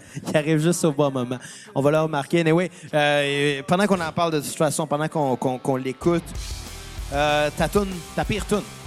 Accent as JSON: {"language": "French", "town": "Saint-Rémy", "region": "Quebec", "country": "Canada", "accent": "Saint-Rémy", "said": "Avec mon accent de Saint-Rémy"}